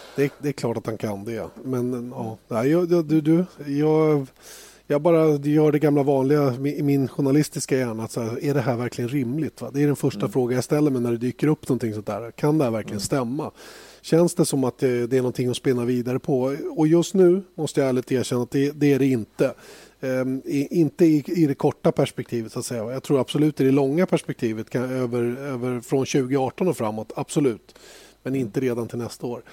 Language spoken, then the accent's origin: Swedish; Sweden; som svensk